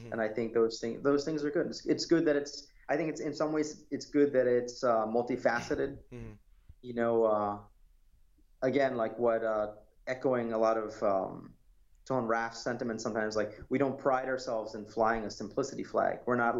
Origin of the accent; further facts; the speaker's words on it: United States; I don't identify with any other nationality. And as an American, I feel like there's certain things that we can point to that have to do with being American